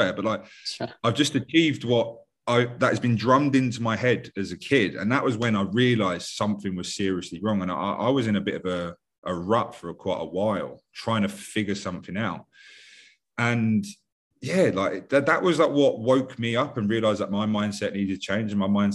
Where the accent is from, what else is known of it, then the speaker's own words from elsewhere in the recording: London, United Kingdom; I'm from West London, 5 minutes away from the airport